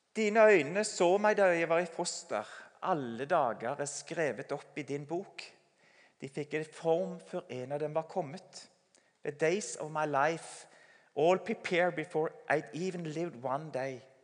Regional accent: Sauda, Rogaland, Norway; Sauda, der jeg kommer fra

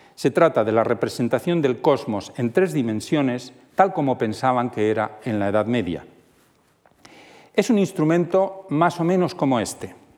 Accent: Toledo, Castilla-La Mancha, Spain; siendo toledano como soy

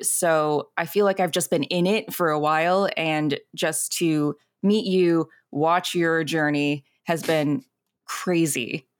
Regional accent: Alexandria, Virginia, United States; moved away as an adult; also born or lived in Zhongshan, China; now in Los Angeles, United States; I grew up in Alexandria, Virginia

